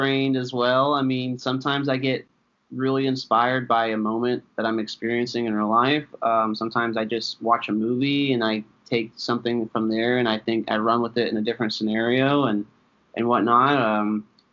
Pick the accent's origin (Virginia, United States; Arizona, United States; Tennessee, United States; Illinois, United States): Tennessee, United States; also born or lived in Philadelphia, Pennsylvania; I'm originally from Philadelphia. I was born there. Lived there for a little while, but I moved down to Tennessee when I was younger. And I was essentially raised mostly in Tennessee. And about an hour and a half outside of Knoxville.